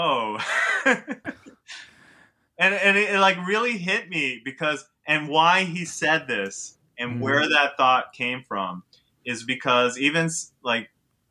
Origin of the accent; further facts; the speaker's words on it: New York City, New York, United States; moved away; also born or lived in Israel; I grew up on the Upper West Side. I live in Harlem now